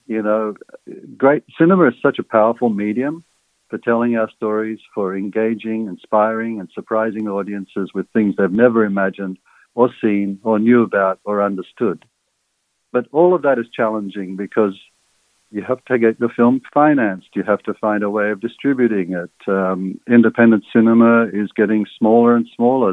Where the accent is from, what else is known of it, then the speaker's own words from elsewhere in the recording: Sydney, New South Wales, Australia; also born or lived in Egypt; I was uh, an immigrant kid growing up in Sydney's West in the 1960s